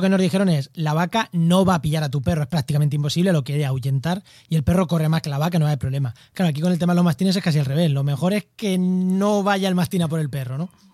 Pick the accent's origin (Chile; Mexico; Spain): Spain; Albacete, Castilla-La Mancha; yo soy de Albacete